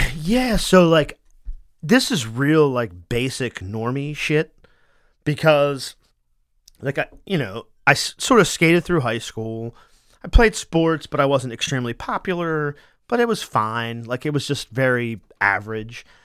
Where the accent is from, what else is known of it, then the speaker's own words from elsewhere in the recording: Wilmington, Delaware, United States; I was born in a hospital that's no longer there. It was like, I think it was called Wilmington General